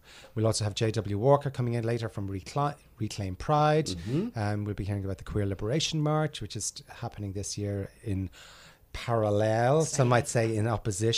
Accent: Ireland; moved away as an adult; now in New York, United States; when I was a kid growing up in Ireland

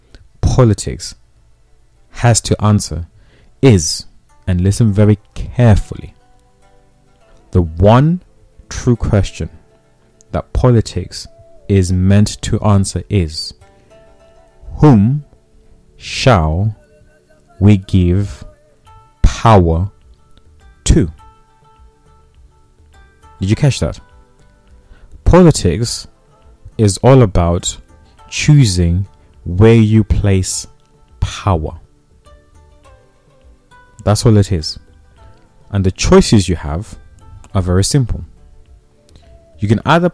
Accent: Zimbabwe; I come from Zimbabwe. I was born in Zimbabwe.

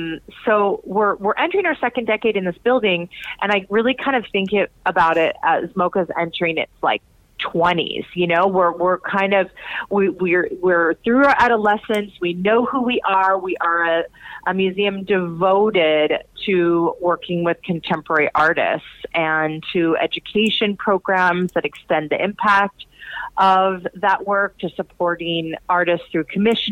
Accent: Portland, Oregon, United States; also born or lived in New York; So I am from Portland, Oregon and New York, and I moved to Texas.

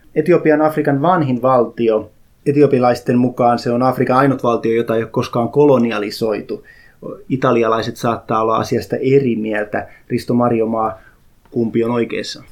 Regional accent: Häme, Tavastia, Finland; also born or lived in South Ostrobothnia (parents); now in Uusimaa, Finland; hämäläinen, koska olen syntynyt Hämeessä, vai uusmaalainen, koska asun uudella maalla?

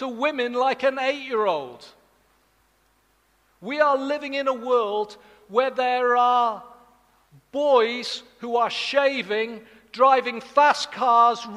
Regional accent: Wales, United Kingdom; I'm from Wales.

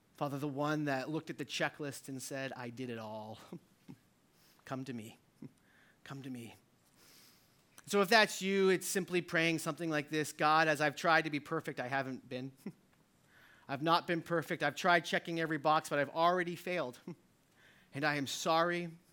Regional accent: New Hampshire, United States; I'm from New Hampshire

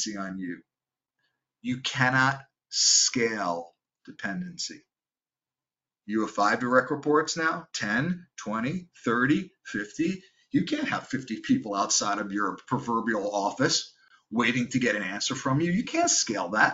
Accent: New York, United States; I'm from New York and I talk fast

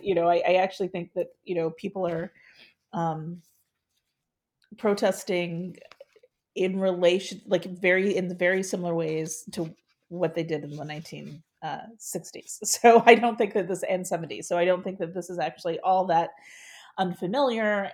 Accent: Ohio, United States; moved away as an adult; now in St. Louis, United States; since I'm from Ohio, when I would go home for the holidays

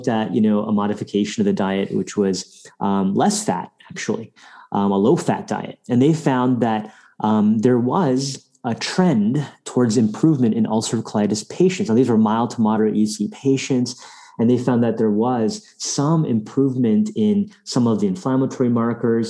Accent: India; moved away; we go to South Asia, where I'm from, I'm Indian by birth

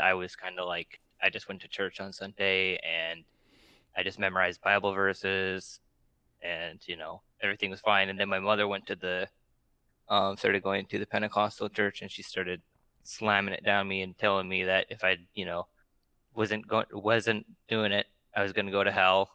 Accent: Alaska, United States; we're both from Alaska

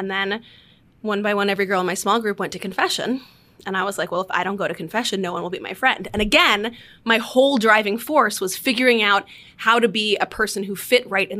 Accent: Washington, D.C. area, United States; I grew up outside D.C.

